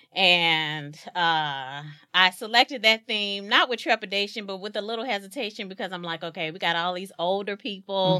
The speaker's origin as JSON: {"language": "English", "town": "East St. Louis", "region": "Illinois", "country": "United States", "tie": "born or raised there", "said": "born and raised in East Saint Louis, Illinois"}